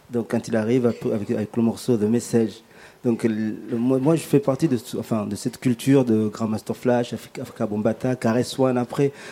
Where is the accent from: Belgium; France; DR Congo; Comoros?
Comoros; Moi, par exemple, je viens de l'archipel des Comores, notamment en Afrique.